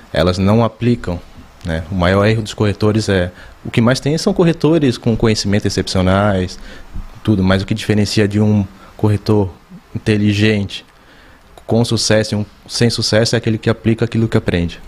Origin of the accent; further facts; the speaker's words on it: São José, Santa Catarina, Brazil; moved away as an adult; also born or lived in Criciúma; now in Itapema, Brazil; Eu nasci em Criciúma, mas morei a vida toda ali em São José, Florianópolis